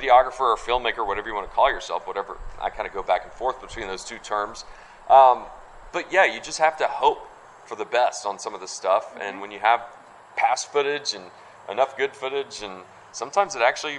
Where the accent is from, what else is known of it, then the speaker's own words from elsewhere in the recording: Stone Mountain, Georgia, United States; growing up in Stone Mountain, Georgia